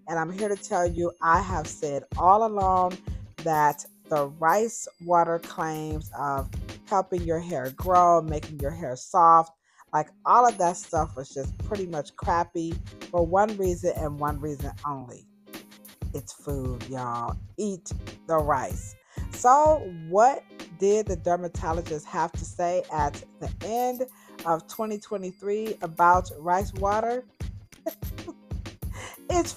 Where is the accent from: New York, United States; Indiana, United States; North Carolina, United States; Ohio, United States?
Ohio, United States; Cleveland; Cleveland, my hometown